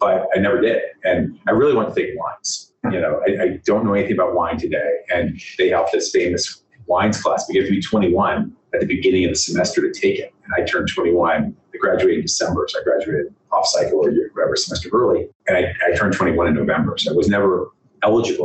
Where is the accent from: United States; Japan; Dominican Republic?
United States; Washington, District of Columbia; I grew up in the Washington, D.C. area